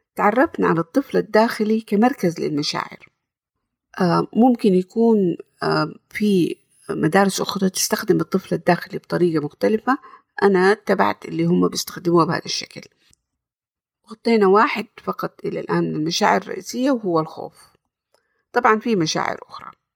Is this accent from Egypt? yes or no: no; Jeddah, Makkah Province, Saudi Arabia; سعودية من جدة، زي ما هو واضح من لهجتي أظن.